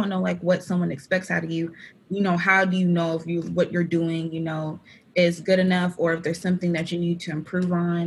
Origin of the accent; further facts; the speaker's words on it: Fayetteville, North Carolina, United States; I am 20 years old. I'm from Fayetteville, North Carolina